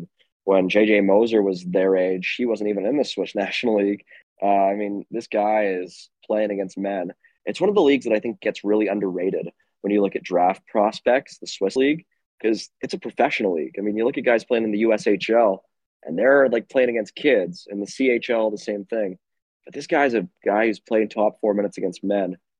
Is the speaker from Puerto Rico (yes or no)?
no; Calgary, Alberta, Canada; I'm from Calgary.